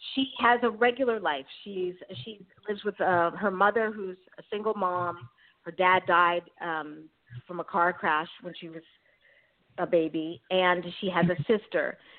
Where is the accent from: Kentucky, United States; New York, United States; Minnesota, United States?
New York, United States; New York City; moved away as an adult; also born or lived in San Francisco, California; now in Bay Area, California, United States; I grew up in Queens, New York